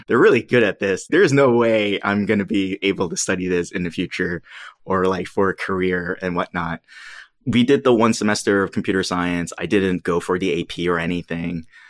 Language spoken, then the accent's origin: English; New York City, New York, United States; I grew up in New York City. I'm from Queens